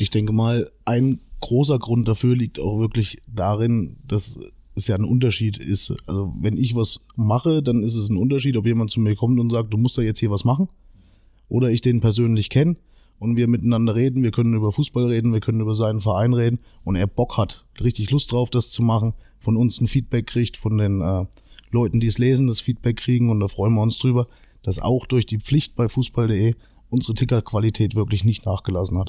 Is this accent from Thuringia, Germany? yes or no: yes; Meiningen, Thuringia, Germany; ich bin aus Meining